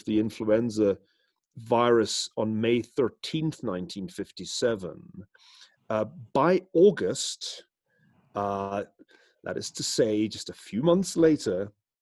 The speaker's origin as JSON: {"language": "English", "town": "Glasgow", "region": "Scotland", "country": "United Kingdom", "tie": "born or raised there", "said": "growing up in Glasgow in the west of Scotland"}